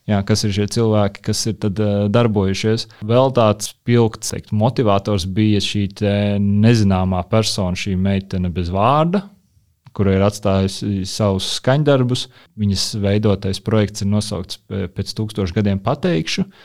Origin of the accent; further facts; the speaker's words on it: Rēzekne, Rēzekne Municipality, Latvia; now in Riga, Latvia; kur es veidoju saspēli ar ar manām atmiņām vai pieredzi Reizeknē, jo es uzaugu Ziemeļrajonā, kas ir tāds industriāls